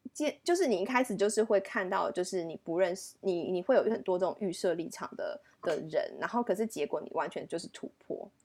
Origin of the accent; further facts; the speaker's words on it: Canada; accent: Canadian; from Canada，因为他自己也觉得很新奇，他觉得说，哇，怎么会有个 Canadian friend 这样子